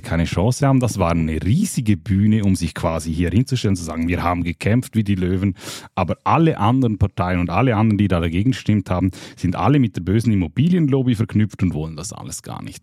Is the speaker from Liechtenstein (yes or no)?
yes; Liechtenstein; ich bin Liechtensteiner